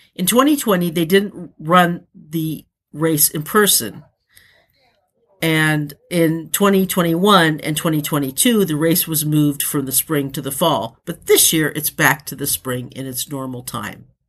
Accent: United States; my fellow Americans

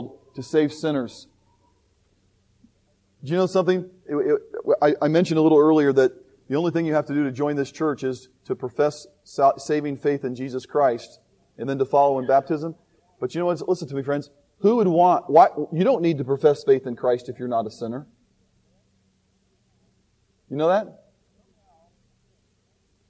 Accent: Indianapolis, Indiana, United States; I always tell people I'm from Indianapolis, Indiana

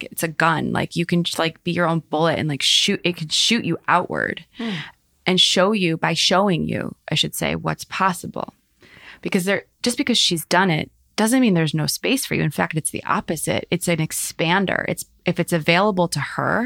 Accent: Highland Park, United States; we grew up in Highland Park

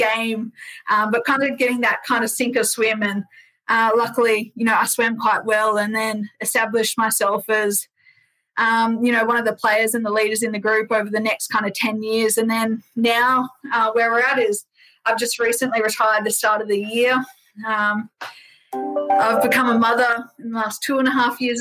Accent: Roma, Queensland, Australia; I grew up in Roma in Queensland

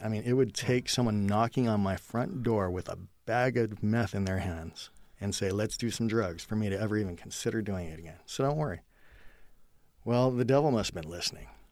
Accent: California, United States; I was born in California

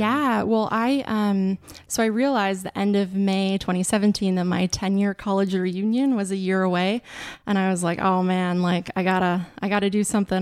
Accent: Wolf Point, Montana, United States; now in Kensington, United States; I grew up in Wolf Point, Montana, which is a very small town, about twenty-five hundred people

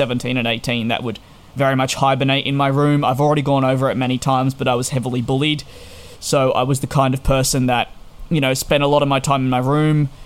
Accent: Australia; moved away as an adult; now in United Kingdom; So at 18 years of age, I moved from Australia, having lived there for 18 years, to go on a 2-year visa to the United Kingdom.

